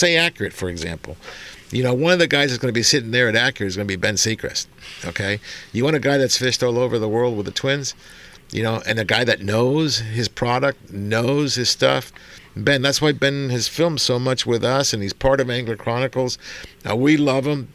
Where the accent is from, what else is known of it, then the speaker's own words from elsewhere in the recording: Argentina; moved away; I was born in Argentina